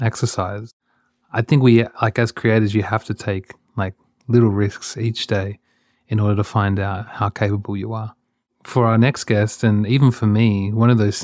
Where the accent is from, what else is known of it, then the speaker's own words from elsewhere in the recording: Australia; when I was a kid, growing up in Australia